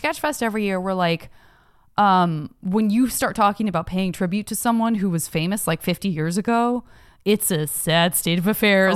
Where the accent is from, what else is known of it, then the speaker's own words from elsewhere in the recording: Tucson, Arizona, United States; growing up in Tucson